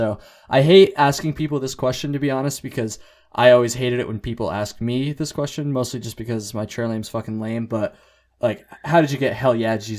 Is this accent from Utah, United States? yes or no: no; Vermont, United States; I'm from Vermont.